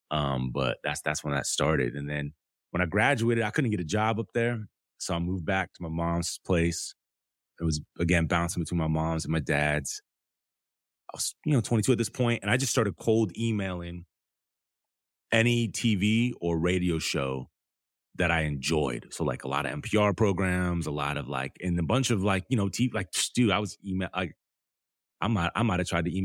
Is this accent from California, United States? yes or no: no; Detroit, Michigan, United States; My grandma was from Detroit. I grew up in Detroit, East State Fair Road.